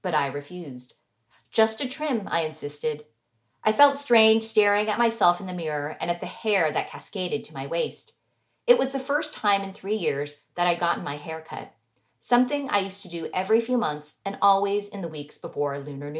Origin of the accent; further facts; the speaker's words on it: United States; the American-born daughter of immigrants